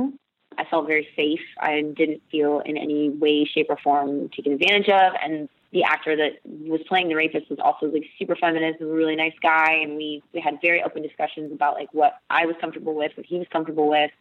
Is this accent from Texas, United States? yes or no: yes; Texas, United States; It's my home state